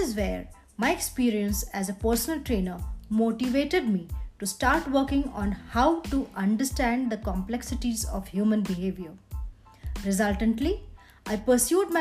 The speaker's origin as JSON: {"language": "English", "country": "India", "said": "I am an Indian female entrepreneur"}